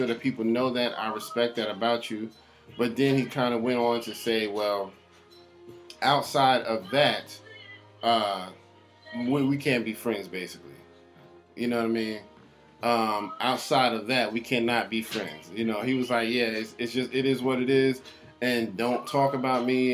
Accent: New York, United States; I'm from New York and I know that's just how we talk

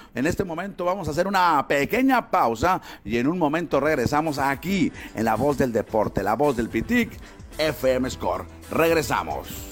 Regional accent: Hermosillo, Sonora, Mexico; nosotros también somos de Hermosillo

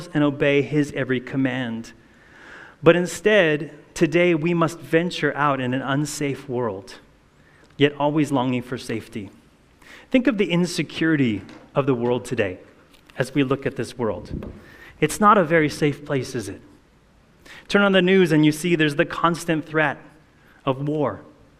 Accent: Hawaii, United States; I grew up in Hawaii

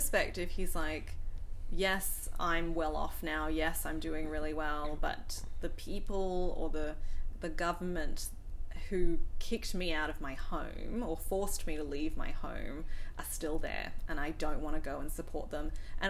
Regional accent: Australia; I also get that a lot when people talk to me on the phone, because they hear that I'm an Aussie

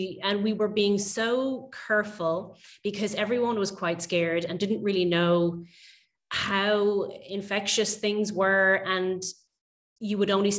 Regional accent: Dublin, Leinster, Ireland; I'm a photographer from Dublin in Ireland. I'm mainly focused on photographing my local area where I grew up.

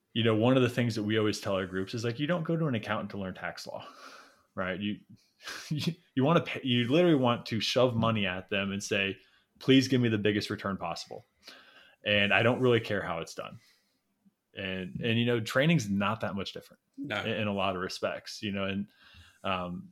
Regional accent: Midwest, United States; growing up in the Midwest

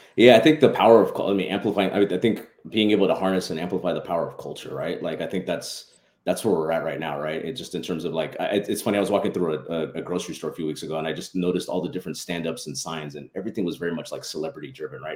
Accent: San Diego, California, United States; also born or lived in Los Angeles; now in San Diego, United States; I'm actually born and raised in San Diego

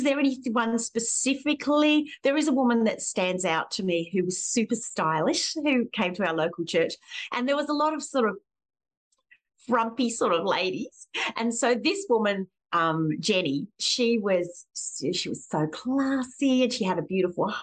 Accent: Springwood, New South Wales, Australia; I grew up in Springwood in the Blue Mountains

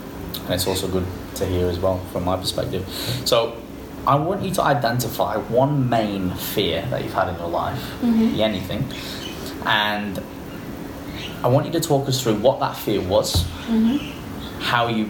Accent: England, United Kingdom; now in Australia; I was from England

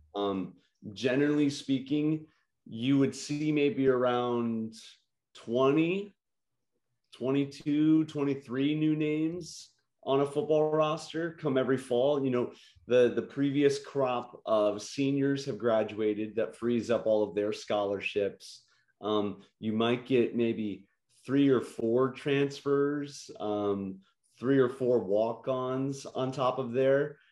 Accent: Illinois, United States; I'm from Illinois

